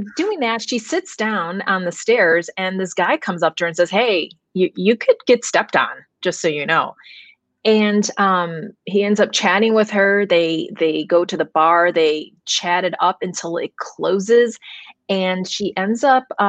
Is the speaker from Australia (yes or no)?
no; Chicago, Illinois, United States; moved away as an adult; now in Minnesota, United States; I was born in Chicago